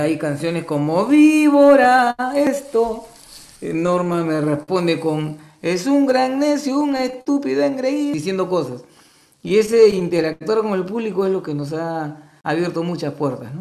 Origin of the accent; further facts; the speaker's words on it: Callao, Peru; somos del Callao somos del mismo barrio, del mismo colegio